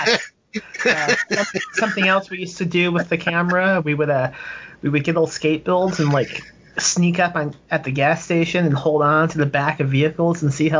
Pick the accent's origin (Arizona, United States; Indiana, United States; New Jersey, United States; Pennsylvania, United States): Indiana, United States; I'm from Indiana